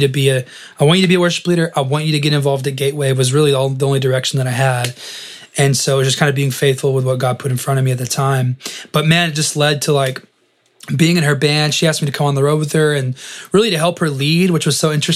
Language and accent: English; West Texas, United States; also born or lived in Dallas; I grew up in West Texas, about 4 hours from Dallas, graduated high school, moved